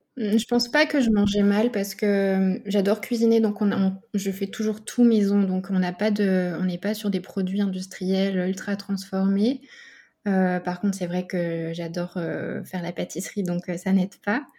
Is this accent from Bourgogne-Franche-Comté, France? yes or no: yes; Burgundy, Bourgogne-Franche-Comté, France; moved away as an adult; now in Nice, France; je suis originaire de la Bourgogne et je vis sur Nice depuis deux ans